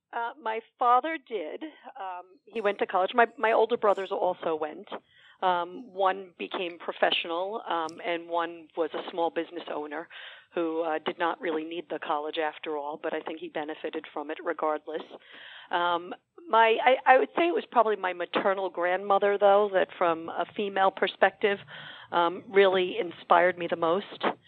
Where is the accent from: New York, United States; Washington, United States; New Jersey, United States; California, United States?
New York, United States; New York City; I grew up in Woodside. I still have family and friends in Woodside.